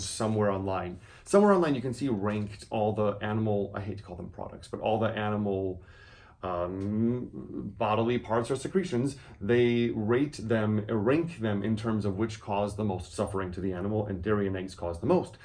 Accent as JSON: {"language": "English", "region": "Wisconsin", "country": "United States", "said": "I'm from Wisconsin"}